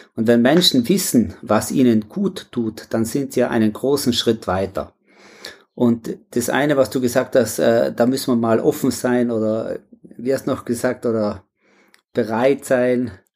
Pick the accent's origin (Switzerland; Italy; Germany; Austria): Italy; South Tyrol, Trentino-Alto Adige; Ja, ich komme aus Südtirol, da lebe ich auch und so direkt am Alpenhauptkamm im äh, Pflerstahl